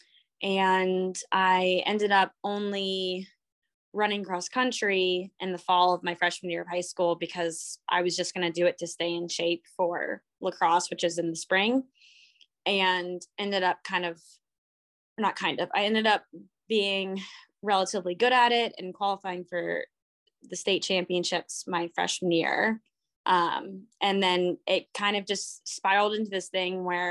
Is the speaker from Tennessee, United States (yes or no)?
no; Longwood, Florida, United States; moved away as an adult; also born or lived in St. Petersburg, Florida / Stillwater, Oklahoma; now in Portland, United States; I grew up in like a suburb area